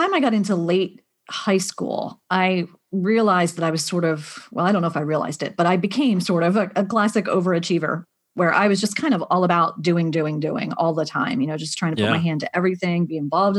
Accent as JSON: {"language": "English", "region": "Pennsylvania", "country": "United States", "tie": "born or raised there", "said": "Grew up in Pennsylvania. Yep. Grew up in a Christian family with, family members who were missionaries and pastors"}